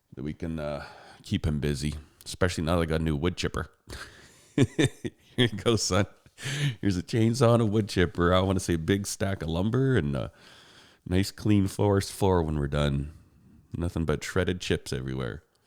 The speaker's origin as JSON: {"language": "English", "country": "Canada", "said": "I'm a Canadian."}